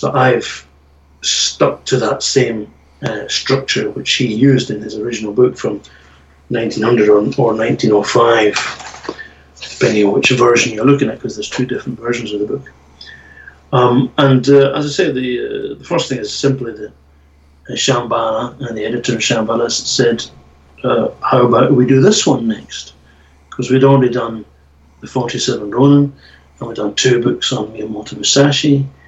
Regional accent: Scotland, United Kingdom; So I grew up on those kind of things, and as a Scottish person, Oor Willie

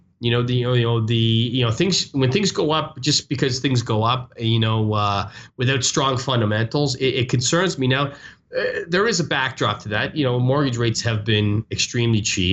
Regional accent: Canada; now in United States; I'm from Canada. Canada

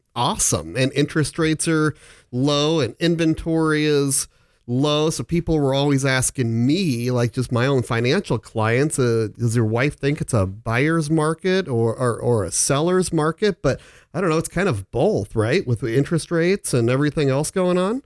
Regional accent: Omaha, Nebraska, United States; also born or lived in Phoenix; I'm back in Omaha. I'm born and raised here

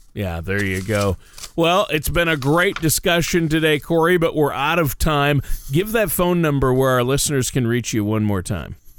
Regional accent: Minnesota, United States; moved away; I'm from Minnesota

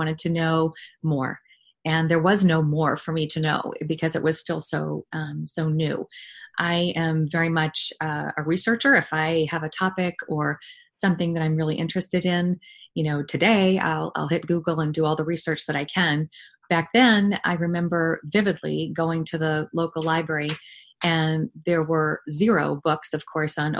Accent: New England, United States; moved away; I'm from New England originally

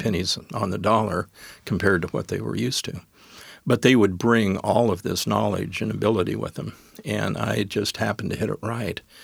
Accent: Wyoming, United States; moved away as an adult; also born or lived in Colorado / Gig Harbor, Washington; now in Tacoma, United States; when I moved back to my home state, which was Wyoming

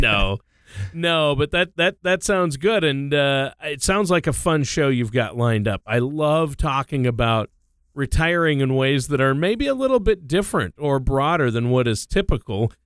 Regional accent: Minnesota, United States; Minnesota, my home state

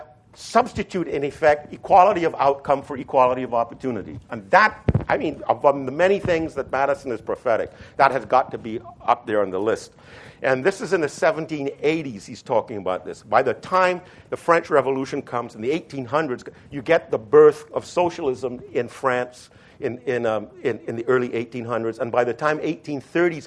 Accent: Trinidad & Tobago; moved away; I was raised in the then British West Indies, just like Hamilton was, and I was raised in Trinidad

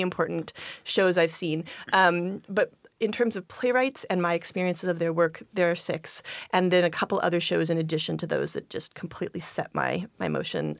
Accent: Longview, Washington, United States; moved away as an adult; also born or lived in Wisconsin / Chicago, Illinois / Eugene, Oregon; now in Tacoma, United States; I grew up in Longview, Washington

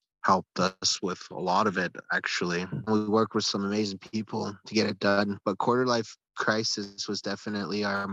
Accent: Siksika Nation, Alberta, Canada; We're all from Six Gun Nation. We all grew up together, and we just kind of all found each other through all having an interest in music here in Six Gun

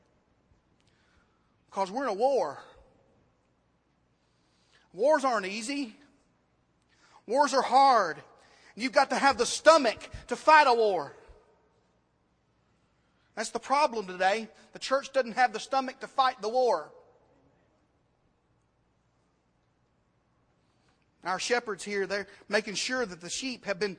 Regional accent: United States; American Christians

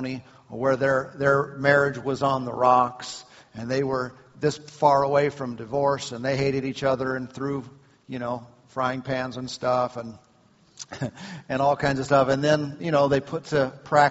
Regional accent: Southern Idaho, United States; We are from Southern Idaho.

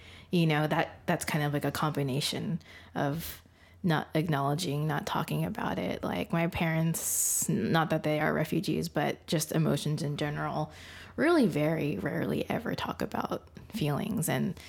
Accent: Philippines; being Filipino, like I'm technically Catholic.

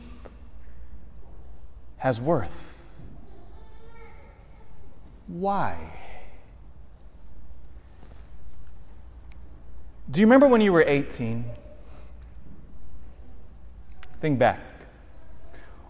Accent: Elk Grove, United States; I grew up in Elk Grove

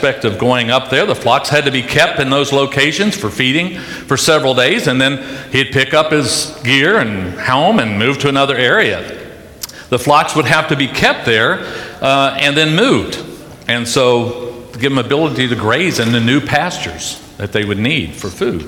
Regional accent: Charleston, West Virginia, United States; I was raised in Charleston, West Virginia, right outside of Charleston, West Virginia.

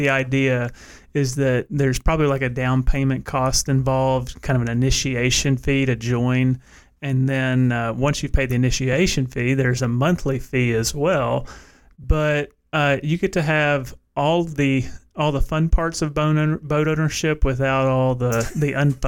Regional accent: Cedar Hill, Tennessee, United States; now in Knoxville, United States; where I grew up in Middle Tennessee. It was about 35 minutes north of Nashville, right on the Tennessee-Kentucky border.

